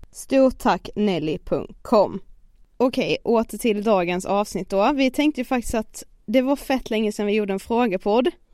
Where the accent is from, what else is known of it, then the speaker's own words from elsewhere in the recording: Karlshamn, Blekinge, Sweden; moved away as an adult; now in Stockholm, Sweden; varit hemma i Karlshamn nu i så här två veckor